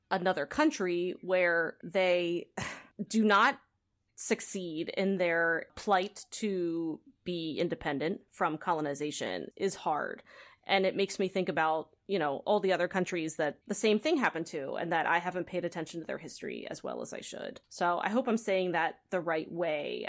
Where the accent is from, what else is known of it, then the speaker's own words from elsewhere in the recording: United States; as an American